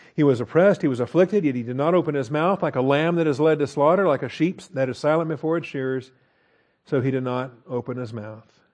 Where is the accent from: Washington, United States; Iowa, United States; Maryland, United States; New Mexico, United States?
Washington, United States; I grew up in Washington State